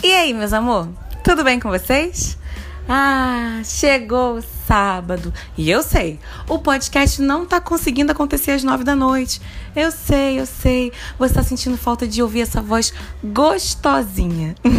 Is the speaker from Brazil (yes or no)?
yes; Rio de Janeiro, Brazil; E eu sou muito carioca